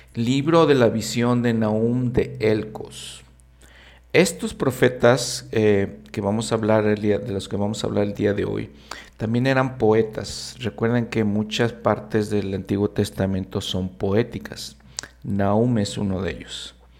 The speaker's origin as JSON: {"language": "Spanish", "country": "Mexico", "said": "como latinoamericano, como mexicano"}